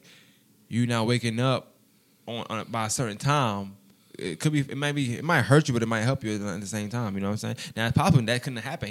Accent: New York City, New York, United States; where I'm from, you know what I'm saying? In Brooklyn, you know, I'm from Bushwick

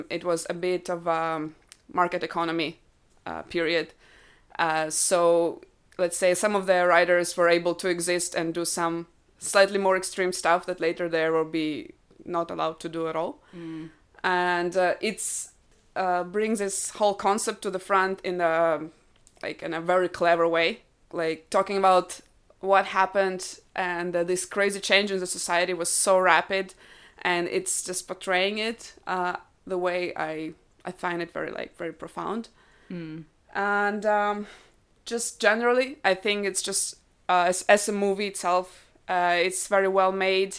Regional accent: Ukraine; first language Russian; English is a second language; I am myself Ukrainian. I am a Russian speaker, though. So I'm not Russian, but I am a Russian speaker. It's my native language.

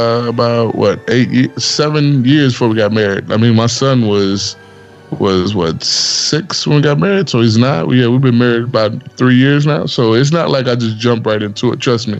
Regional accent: Texas, United States; now in Maryland, United States; I'm originally from Texas

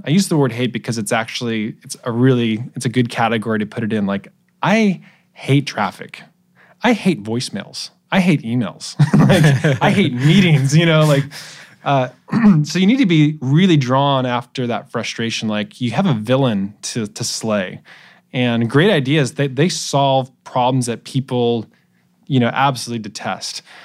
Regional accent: Portland, Oregon, United States; moved away as an adult; also born or lived in Santa Barbara, California / Davis, California; I'm originally from Portland, Oregon. Uh, grew up there until I was eighteen

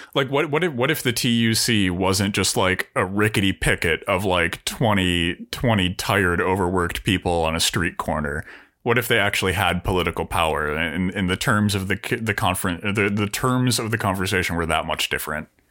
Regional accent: United States; also born or lived in Sheffield

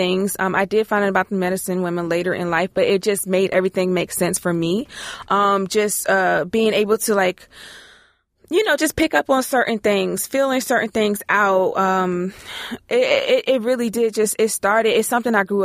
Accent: Maryland, United States; now in Ohio, United States; I live in Ohio, but I'm from Maryland.

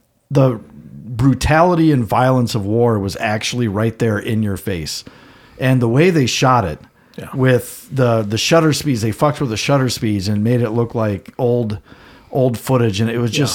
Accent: Lisbon, North Dakota, United States; I grew up in fucking Lisbon, North Dakota

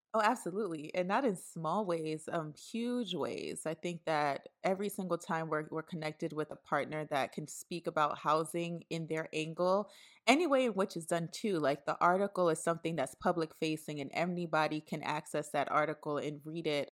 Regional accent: New York City, New York, United States; I was raised in Brooklyn, New York

